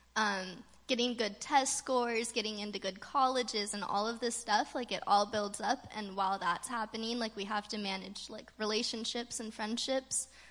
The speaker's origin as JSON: {"language": "English", "region": "California", "country": "United States", "tie": "born or raised there", "said": "growing up in California, we don't have a lot of storms"}